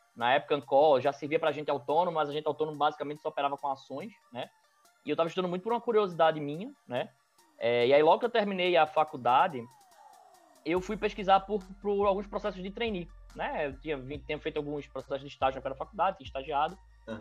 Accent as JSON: {"language": "Portuguese", "town": "Recife", "region": "Pernambuco", "country": "Brazil", "tie": "born or raised there", "also_born_or_lived": "São Paulo", "said": "Eu sou aqui de Recife. É, na verdade, eu sou de São Paulo, mas eu vim para cá muito cedo, então eu já digo que sou de Recife mesmo"}